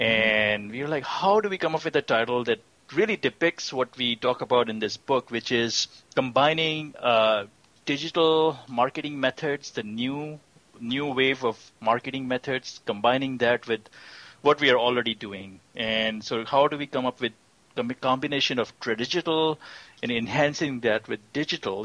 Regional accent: Pakistan; moved away as an adult; also born or lived in Austin, Texas; now in Houston, United States; I'm originally from Pakistan. I I came here about 24 years ago and as a student

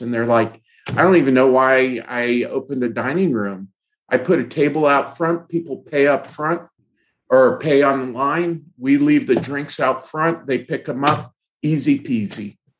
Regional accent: Fresno, California, United States; in my youth uh, in uh, in Fresno, California. I grew up in Fresno

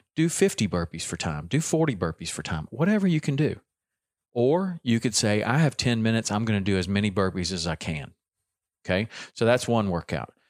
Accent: the South, United States; accent: southern; my southern accent

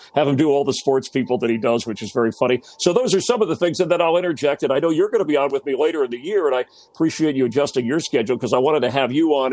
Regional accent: Miami, Florida, United States; in Miami, uh, South Florida, growing up as a kid

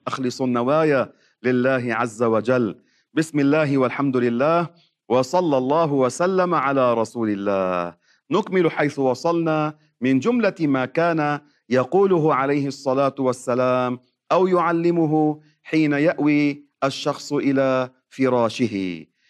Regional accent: Lebanon; عندنا في لبنان

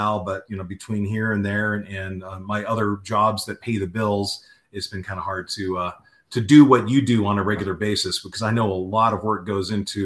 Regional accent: Southern California, United States; growing up in Southern California

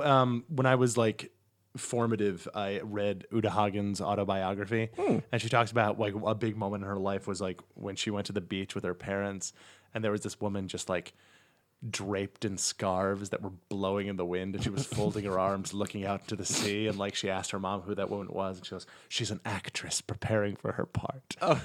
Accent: Poughkeepsie, New York, United States; now in New York, United States; From Poughkeepsie, New York.

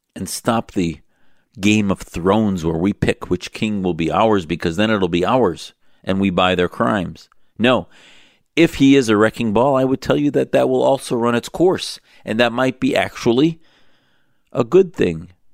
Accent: United States; as an American-born, uh, Muslim of Syrian origin, I had this naivete about understanding the culture from which my parents escaped

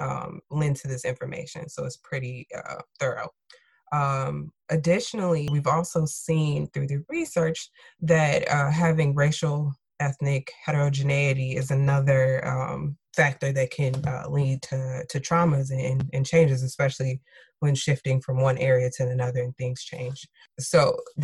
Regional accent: Chicago, Illinois, United States; I'm from Chicago

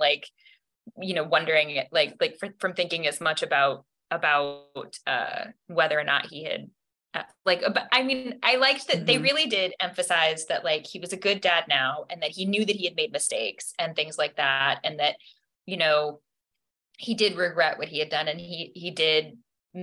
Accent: Alaska, United States; also born or lived in Hawaii; I'm from Alaska, but my family's from Hawaii, and we celebrate a lot of our Christmases there

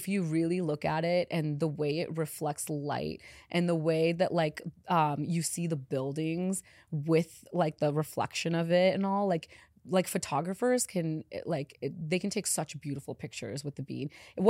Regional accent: India; born there; I wasn't born in Chicago. I was born in India.

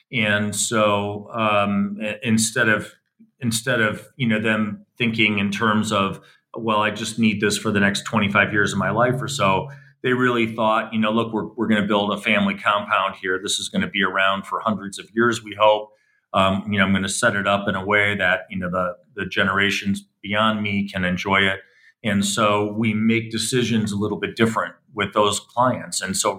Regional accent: Milwaukee, Wisconsin, United States; Well, I was born in Milwaukee, Wisconsin. So I'm a Midwest kid in the early 1960s. And so I grew up when Milwaukee was sort of a very vibrant industrial city.

